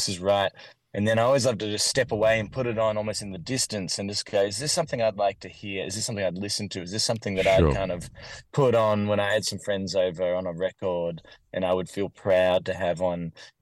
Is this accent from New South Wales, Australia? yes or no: no; Warrandyte, Victoria, Australia; I grew up in a town called Warrandyte, which is in Victoria, Australia